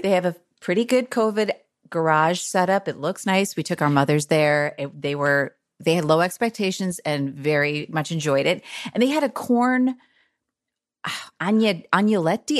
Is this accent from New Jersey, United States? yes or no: yes; Bernardsville, New Jersey, United States; moved away; also born or lived in Chicago; I'm actually from New Jersey, even though I lived in Chicago a long time